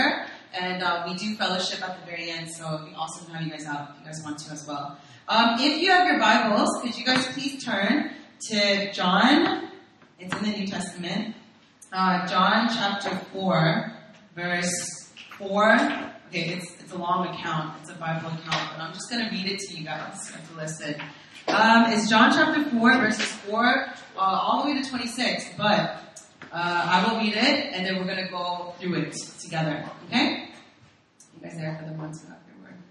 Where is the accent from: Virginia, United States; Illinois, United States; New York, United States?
Virginia, United States; moved away as an adult; now in South Korea; I grew up in Virginia